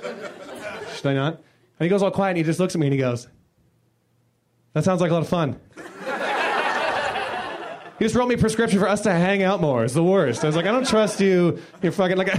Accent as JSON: {"language": "English", "town": "Toronto", "region": "Ontario", "country": "Canada", "said": "I'm from Toronto"}